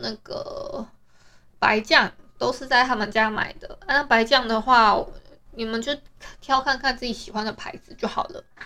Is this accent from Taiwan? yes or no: yes; Taiwan; 我们台湾人